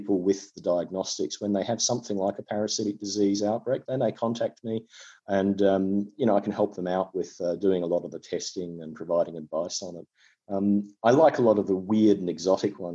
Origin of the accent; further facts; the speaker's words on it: Tasmania, Australia; I come from Tasmania in Australia